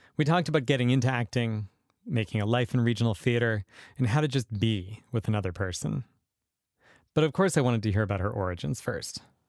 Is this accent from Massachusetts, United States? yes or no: yes; Western Massachusetts, United States; moved away as an adult; now in Southern Indiana, United States; I grew up in Western Massachusetts